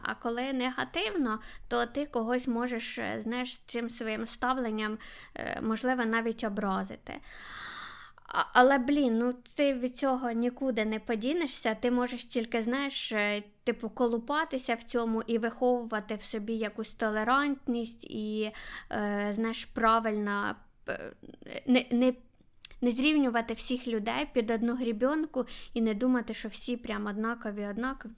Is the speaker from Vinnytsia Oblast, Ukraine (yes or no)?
no; Kharkiv, Kharkiv Oblast, Ukraine; я з Харкова.